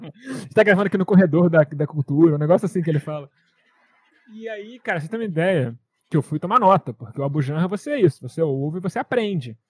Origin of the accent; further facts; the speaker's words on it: Brazil; eu sou brasileiro, como mandioca desde sempre